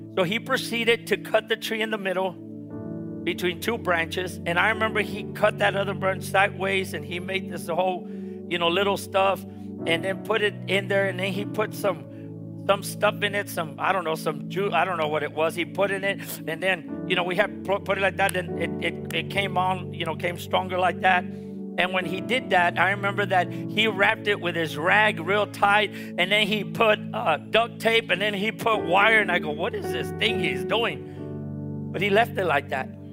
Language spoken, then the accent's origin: English; Harlingen, Texas, United States; I'm from Harlingen, and I remember that when we were growing up, the Lord gave my father and mother their first house